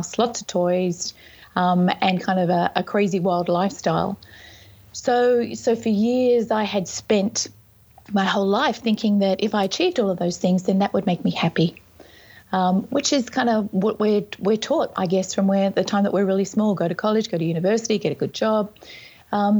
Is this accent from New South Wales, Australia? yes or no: yes; Sydney, New South Wales, Australia; also born or lived in Whistler, Canada; I'm from Sydney, Australia, and also from Whistler, Canada